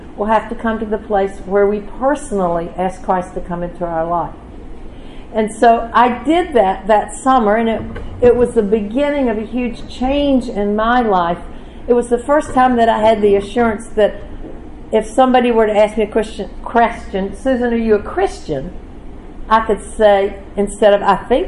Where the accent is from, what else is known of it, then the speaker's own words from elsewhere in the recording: the South, United States; Growing up in the South, you know, I grew up in a church